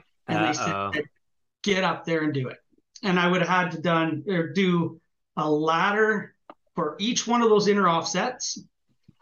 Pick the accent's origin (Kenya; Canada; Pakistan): Canada; I'm Canadian